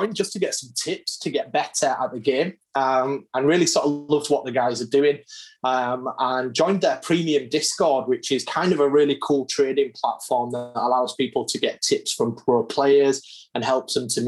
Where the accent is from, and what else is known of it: Hull, Yorkshire and the Humber, United Kingdom; born or raised there